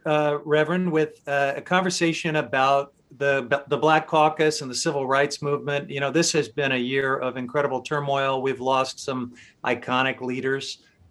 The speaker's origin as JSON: {"language": "English", "town": "Independence", "region": "Missouri", "country": "United States", "tie": "born or raised there", "said": "Independence, Missouri, my hometown."}